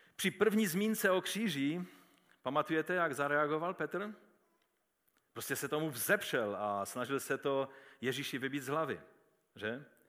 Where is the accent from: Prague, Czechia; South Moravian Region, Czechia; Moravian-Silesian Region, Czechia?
Moravian-Silesian Region, Czechia; Český Těšín; když jsme se představili, že jsme z Těšína